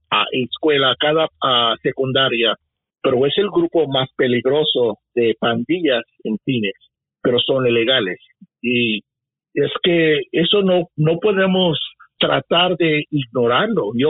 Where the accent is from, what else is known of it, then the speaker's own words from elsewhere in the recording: United States; also born or lived in Cuba (ancestry) / Mexico (ancestry); Yo soy hijo de migrante, yo, mi papá salió de Cuba, mi mamá, la familia de mi mamá salió de México y yo soy lleno orgulloso de mis raíces, pero yo soy americano.